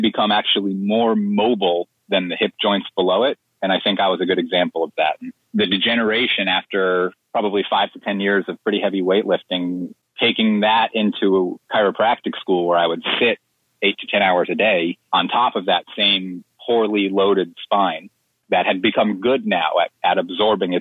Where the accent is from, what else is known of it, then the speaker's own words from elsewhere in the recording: Plantation, Florida, United States; I grew up in Plantation. I lived there my whole life until I went to college